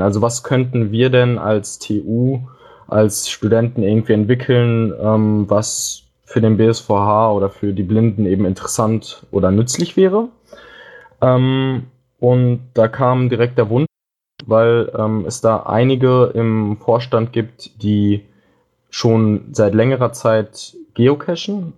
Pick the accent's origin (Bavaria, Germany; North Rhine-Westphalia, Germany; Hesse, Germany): North Rhine-Westphalia, Germany; Dortmund; moved away as an adult; now in Hamburg, Germany; ich komme ursprünglich aus Dortmund und bin jetzt nach Hamburg gezogen.